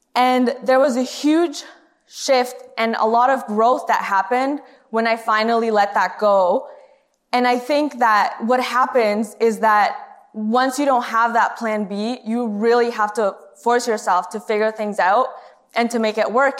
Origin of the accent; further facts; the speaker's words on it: Canada; moved away as an adult; also born or lived in Honduras; now in United States; I moved to Canada when I was in grade four